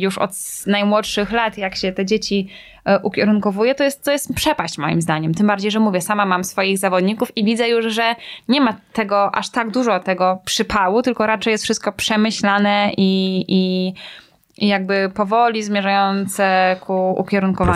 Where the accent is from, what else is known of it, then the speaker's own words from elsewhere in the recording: Braniewo, Warmian-Masurian Voivodeship, Poland; ja jestem z Braniewa